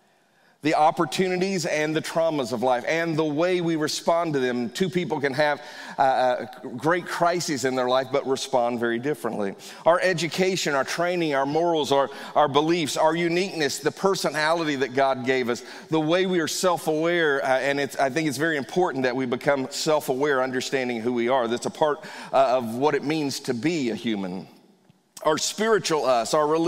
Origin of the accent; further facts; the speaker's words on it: Northern Virginia, United States; I grew up in Northern Virginia, so I went to Fairfax County schools